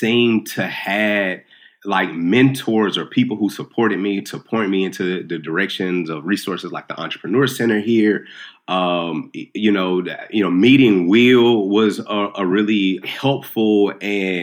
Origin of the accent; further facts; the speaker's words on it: Nashville, Tennessee, United States; I'm from North Nashville. I didn't grow up with a lot of money at all